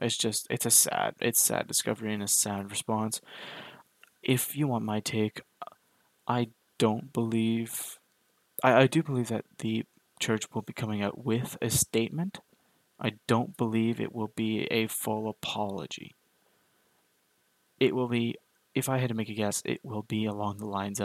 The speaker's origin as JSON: {"language": "English", "country": "Canada", "tie": "born or raised there", "said": "as a Canadian"}